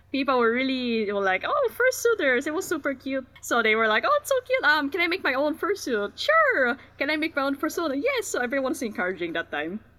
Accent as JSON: {"language": "English", "region": "National Capital Region", "country": "Philippines", "said": "I'm from the Philippines, technically the NCR region"}